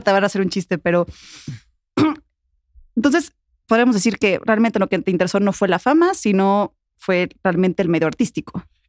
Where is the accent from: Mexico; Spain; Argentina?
Mexico; Puebla; moved away as an adult; now in Mexico City, Mexico; yo soy de Puebla